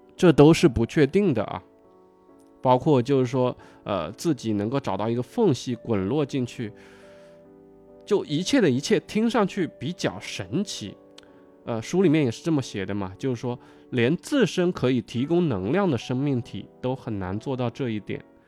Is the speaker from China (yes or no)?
yes; Hunan, China; 我是湖南人嘛，就是我们，呃，从小可能吃小龙虾就吃得比较多一点